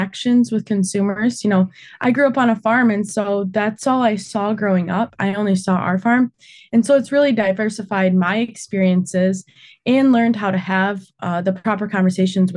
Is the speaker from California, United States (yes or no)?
no; Alma, Michigan, United States; I grew up in Alma, Michigan, on a farm just outside of town